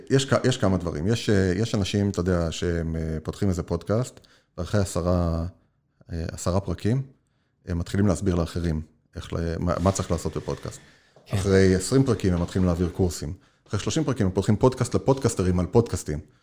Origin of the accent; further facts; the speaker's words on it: Israel; moved away as an adult; now in United States; אנחנו כישראלים מכירים את ארה"ב, ואני גם מדבר על עצמי לפני המעבר